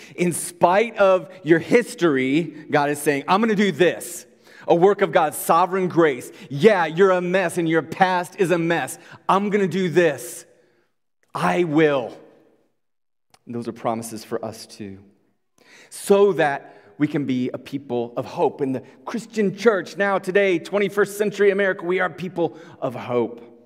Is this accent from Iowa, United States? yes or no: yes; Iowa, United States; moved away; we come from Iowa.